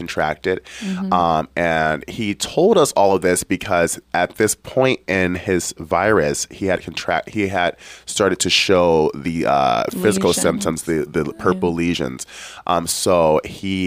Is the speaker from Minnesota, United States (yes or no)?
no; Detroit, Michigan, United States; I grew up in Detroit, Michigan